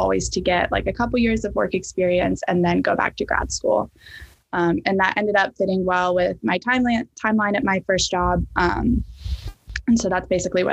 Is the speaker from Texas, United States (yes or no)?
no; Knoxville, Tennessee, United States; moved away as an adult; also born or lived in Birmingham, Alabama; now in Boston, United States; I'm originally from Knoxville, Tennessee, but I've been in the Boston area for the past year and a half now.